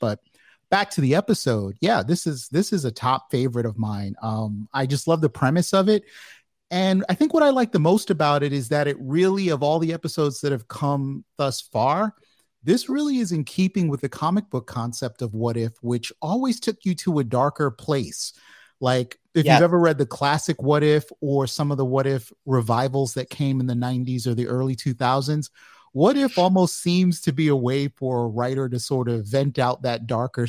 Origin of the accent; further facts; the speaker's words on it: United States; as an American